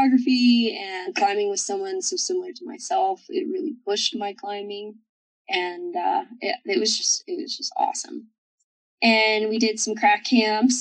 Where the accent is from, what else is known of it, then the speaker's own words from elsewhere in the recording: the South, Kentucky, United States; moved away as an adult; also born or lived in Moab, Utah; I come from South, and you know, I kind of have like a hard background.